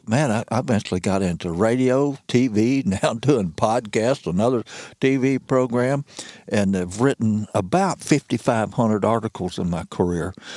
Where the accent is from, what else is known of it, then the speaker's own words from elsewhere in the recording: Missouri Bootheel, United States; moved away as an adult; also born or lived in Ozarks, Missouri; now in Shannon County, Missouri, United States; And I was from the Missouri Boot Hill.